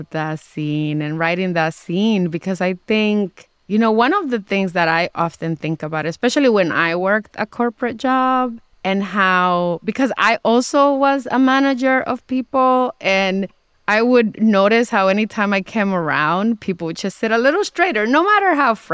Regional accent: Dominican Republic; I'm in a different social class than I was when I when I was born in the Dominican Republic and as I was growing up there and now when I go back I can afford to stay in some pretty fancy places.

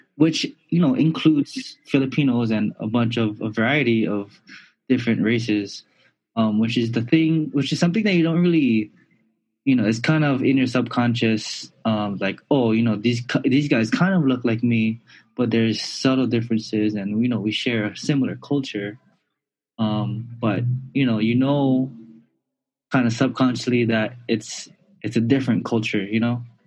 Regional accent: Honolulu, Hawaii, United States; moved away; also born or lived in Puerto Rico; I was born and raised in Kalihi Valley

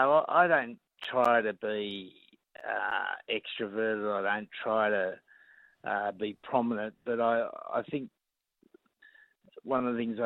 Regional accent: Sydney, New South Wales, Australia; I was brought up in La Perouse, which is probably the spiritual home of the Rabbitohs.

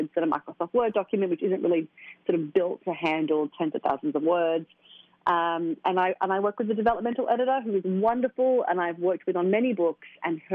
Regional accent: Australia; moved away as an adult; now in New York, United States; my hometown of Australia

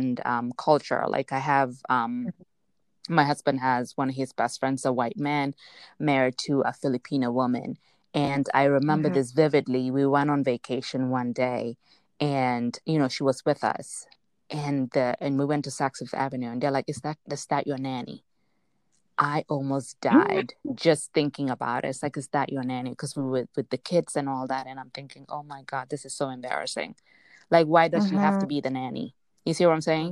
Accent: Gambia; also born or lived in Spain; when we moved from Spain, we were born in Spain. And when we moved to the Gambia

